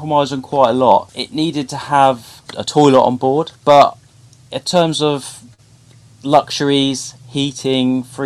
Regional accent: Southampton, South East England, United Kingdom; I'm from Southampton, where I've lived and worked all

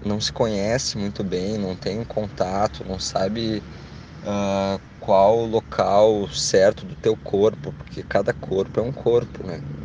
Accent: Canoas, Rio Grande do Sul, Brazil; tenho 28 anos, sou de Canoas

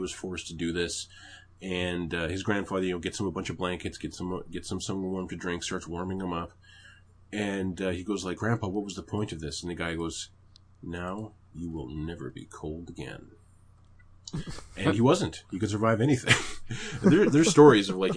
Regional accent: Canada; I'm Canadian.

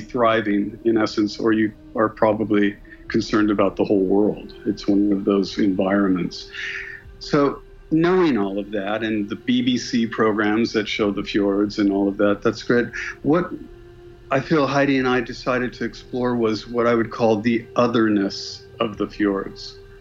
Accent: Los Angeles, California, United States; moved away; also born or lived in London; I grew up in Los Angeles

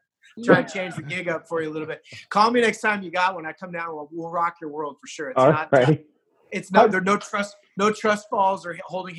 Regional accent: California, United States; born there; and I was born in California, and I've spent a lot of time in California throughout my whole life.

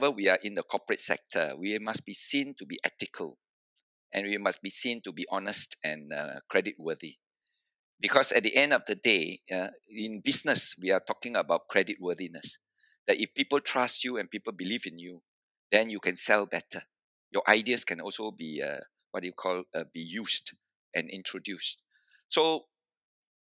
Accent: Malacca, Malaysia; I was from Malacca.

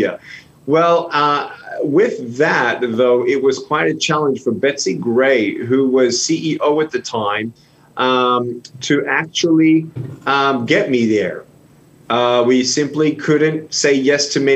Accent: Melbourne, Victoria, Australia; I was born without limbs in Melbourne, Australia in 1982 in a Christian home

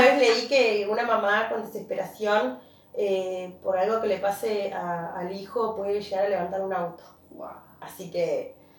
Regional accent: Río Gallegos, Santa Cruz, Argentina; yo soy de Río Gallegos

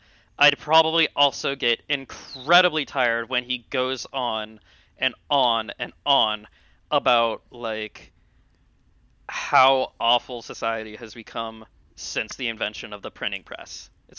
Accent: England, United Kingdom; damn, I'm English. This sucks.

